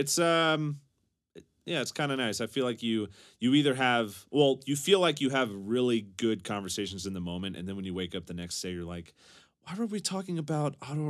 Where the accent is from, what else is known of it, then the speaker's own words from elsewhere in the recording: Texas, United States; I'm from Texas, if you can't tell, but I just really love poetry